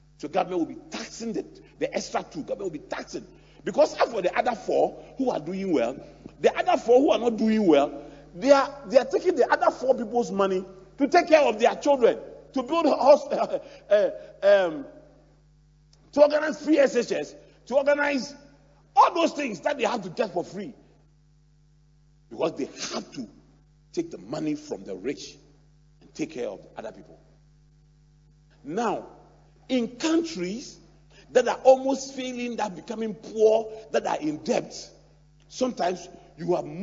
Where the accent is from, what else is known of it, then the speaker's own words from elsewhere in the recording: Ghana; I'm 52. I'm a Ghanaian.